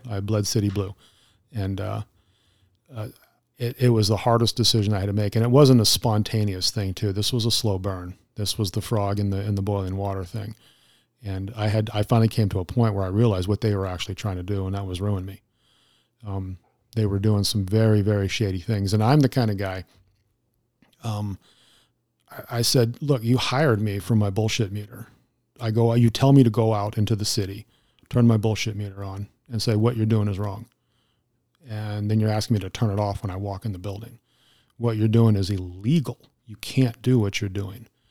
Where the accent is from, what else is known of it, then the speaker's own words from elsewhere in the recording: Arizona, United States; as a native Arizonan